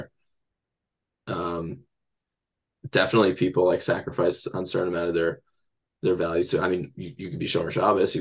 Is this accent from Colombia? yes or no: no; Teaneck, New Jersey, United States; I grew up in Teaneck.